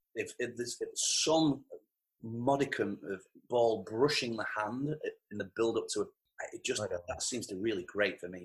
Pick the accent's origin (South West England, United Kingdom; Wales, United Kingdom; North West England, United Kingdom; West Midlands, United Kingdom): North West England, United Kingdom; Farnworth; whenever people ask me where I'm from, I'll always go Manchester. And then if they've heard of Manchester, I'll tell them I'm from Bolton. And if they've heard of Bolton, then I'll say I'm from Farnworth